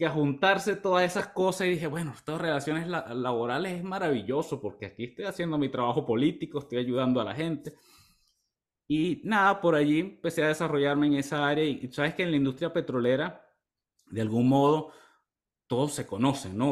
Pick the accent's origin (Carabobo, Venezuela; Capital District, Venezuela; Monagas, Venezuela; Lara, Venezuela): Monagas, Venezuela; Maturín; moved away as an adult; also born or lived in Ciudad Bolívar, Venezuela; now in United States; yo vengo de un pueblo en el oriente del país, de Maturín. Soy de Maturín, Estado Monaga.